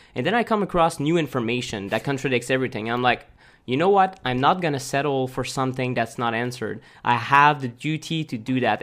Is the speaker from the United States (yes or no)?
no; Montreal, Quebec, Canada; moved away as an adult; also born or lived in Chiang Mai, Thailand; we're from Montreal originally.